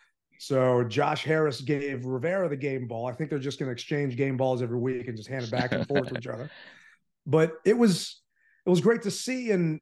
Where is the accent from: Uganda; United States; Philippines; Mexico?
Philippines; I mean, I'm from the Philippines